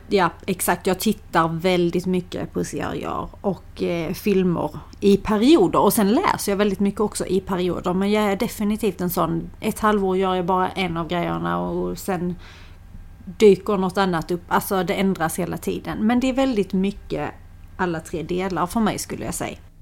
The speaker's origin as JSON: {"language": "Swedish", "region": "Skåne", "country": "Sweden", "accent": "Scanian", "said": "om man inte är skåning själv, om man har skillnad på din och min dialekt"}